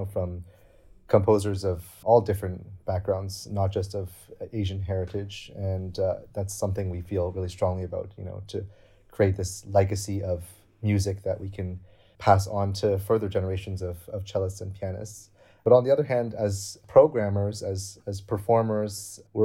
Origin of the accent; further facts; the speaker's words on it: Canada; moved away as an adult; now in Berlin, Germany; I was born in Canada.